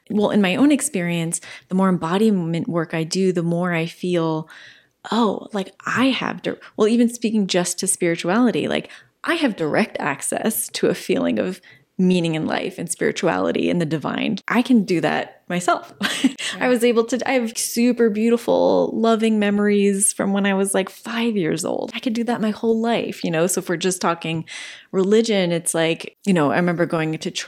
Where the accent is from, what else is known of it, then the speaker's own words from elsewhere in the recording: New Jersey, United States; I didn't grow up LDS. I grew up in New Jersey.